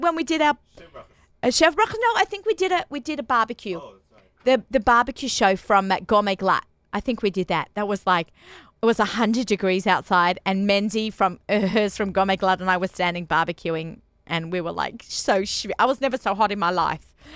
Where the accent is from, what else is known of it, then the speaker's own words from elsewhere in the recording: Sydney, New South Wales, Australia; moved away as an adult; now in United States; I'm from Sydney, Australia. If you notice, our accents might get thicker